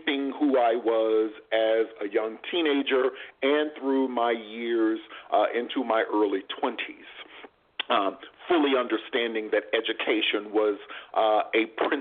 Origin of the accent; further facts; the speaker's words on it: Jackson, Mississippi, United States; moved away as an adult; also born or lived in New Orleans, Louisiana; So I am originally born in New Orleans, Louisiana, but raised in Jackson, Mississippi